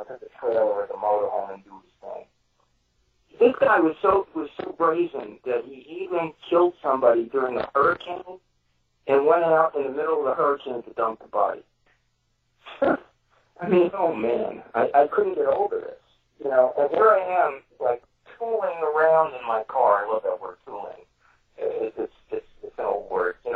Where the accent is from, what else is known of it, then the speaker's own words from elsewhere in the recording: New York City, New York, United States; I'm from Brooklyn